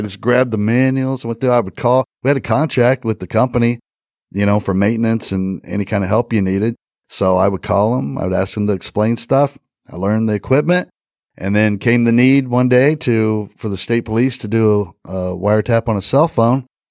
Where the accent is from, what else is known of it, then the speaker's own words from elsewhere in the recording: Indiana, United States; I'm from Indiana. I'm from a small town just outside of Indianapolis.